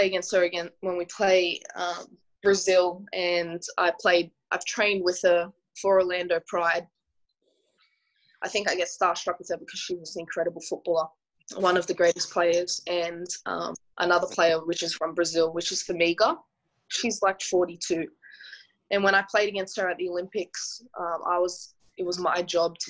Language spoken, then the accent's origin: English; Sydney, New South Wales, Australia; I'm just a normal person that was born and raised in Western Sydney